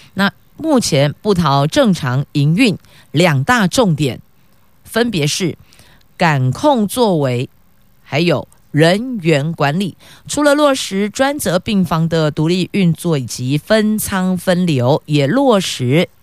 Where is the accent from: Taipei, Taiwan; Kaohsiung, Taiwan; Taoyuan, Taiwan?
Taoyuan, Taiwan; 我们桃园人是敞开大门，欢迎来做客啦